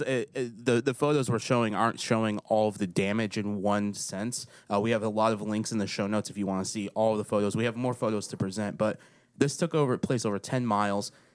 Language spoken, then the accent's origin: English; Waverly, Tennessee, United States; moved away; My hometown